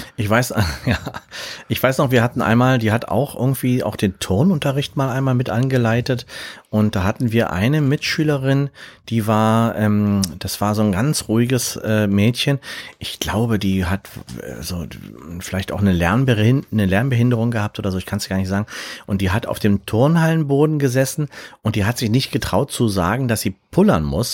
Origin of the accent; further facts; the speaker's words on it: Berlin, Germany; Ich bin ja in Berlin zur Schule gegangen